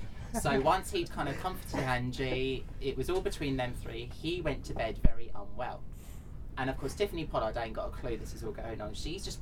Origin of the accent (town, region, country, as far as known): United Kingdom